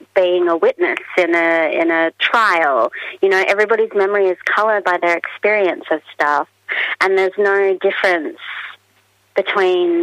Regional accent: Australia; as an Australian author

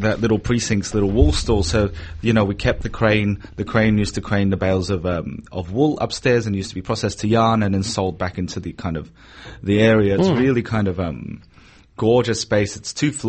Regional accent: Sydney, New South Wales, Australia; moved away as an adult; now in Melbourne, Australia; I did have a great time, you know, growing up there

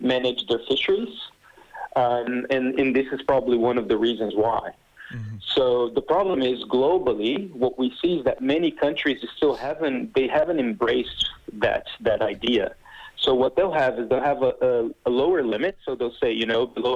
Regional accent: Brazil; first language Portuguese; English is a second language; I'm native from Brazil, so I speak Portuguese

